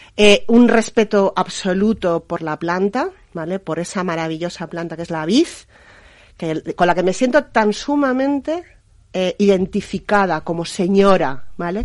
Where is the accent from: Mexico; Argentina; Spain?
Spain; Aranda de Duero, Castile and León; moved away as an adult; also born or lived in Madrid; volverme a vivir a mi tierra, Ribera del Duero, Aranda de Duero, yo soy arandina de nacimiento